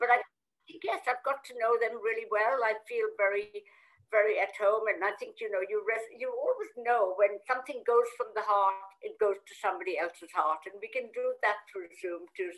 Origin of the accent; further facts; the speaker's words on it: Kolkata, West Bengal, India; moved away as an adult; when I came from India many, many moons ago, I didn't know how to cook because obviously in Calcutta we had a wonderful chef.